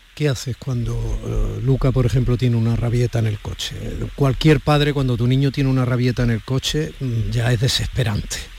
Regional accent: Andalusia, Spain; also born or lived in Madrid; como tantos andaluces y andaluzas que viven y trabajan en Madrid, como yo lo hice durante tantos años

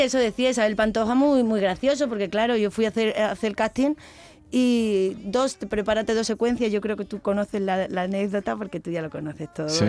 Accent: Seville, Andalusia, Spain; moved away; also born or lived in Madrid; ese es mi barrio. Es, yo me he criado al lado de Radio Sevilla, en Rafael

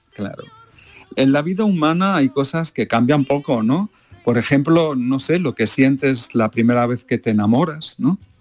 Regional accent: Málaga, Andalusia, Spain; moved away; me encanta volver a mi pueblo, a Málaga

